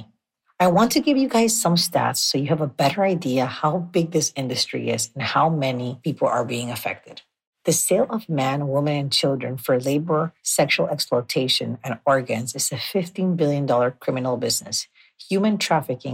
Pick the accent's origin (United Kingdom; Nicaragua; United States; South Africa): Nicaragua; I was born and raised in Nicaragua